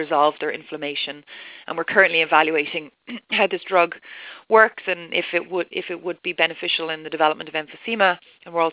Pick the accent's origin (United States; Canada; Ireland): Ireland; moved away as an adult; also born or lived in Dublin; I'm Irish.